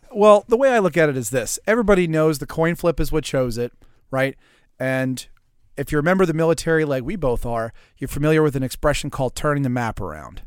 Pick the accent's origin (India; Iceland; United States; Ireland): United States; Pearl River, Louisiana; Pearl River, Louisiana, population twenty-six hundred, which is my hometown.